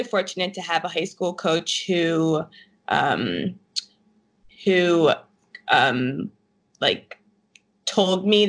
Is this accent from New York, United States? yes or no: no; New Jersey, United States; I'm from New Jersey